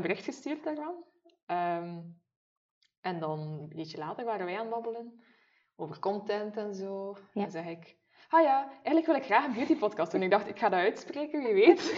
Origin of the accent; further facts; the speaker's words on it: Maldegem, Flanders, Belgium; accent: a little West Flemish; ik ben eigenlijk van Maldegem. Ja. Uh, eh, zit nog in Oost-Vlaanderen, het Meetjesland